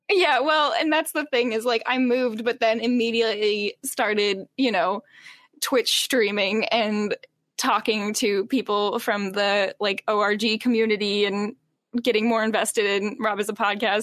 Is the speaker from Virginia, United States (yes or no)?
yes; Charlottesville, Virginia, United States; now in Richmond, United States; I primarily grew up in Charlottesville, Virginia, and then moved here after college.